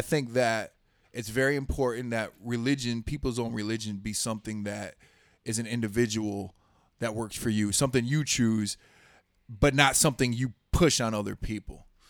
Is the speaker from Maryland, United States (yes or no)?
no; Houston, Texas, United States; I grew up in Southwest Houston